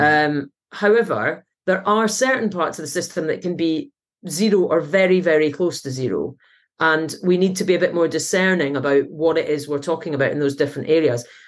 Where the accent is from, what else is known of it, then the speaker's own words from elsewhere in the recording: Scotland, United Kingdom; now in Manchester, United Kingdom; being Scottish.